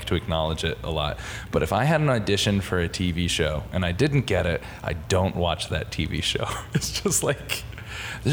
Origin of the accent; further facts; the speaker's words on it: Connecticut, United States; moved away; I grew up in Connecticut